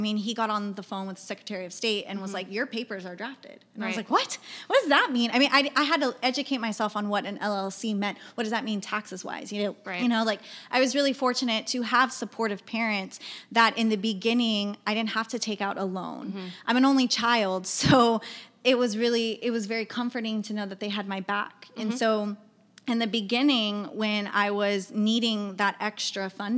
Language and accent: English; Mission, Texas, United States; moved away as an adult; also born or lived in San Marcos, Texas / Austin, Texas; now in San Antonio, United States; We grew up together in the Valley. Yeah. So I'm from Mission, Texas, again in the Valley